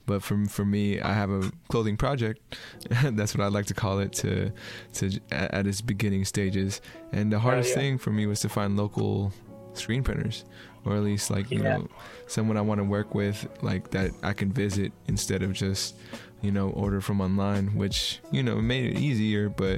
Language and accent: English; Bay Area, California, United States; I'm from out here, and I haven't heard Bip used, but yeah, I'm 32